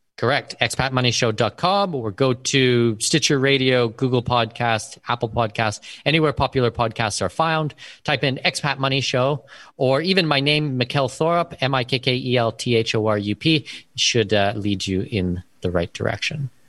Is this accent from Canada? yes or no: yes; Canada; first language English; moved away as an adult; also born or lived in Abu Dhabi, United Arab Emirates; now in Panama; I was born and raised in Canada.